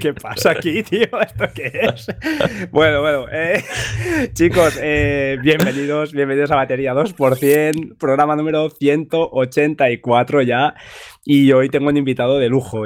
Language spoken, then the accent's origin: Spanish; Montgat, Catalonia, Spain; Yo soy de Mongat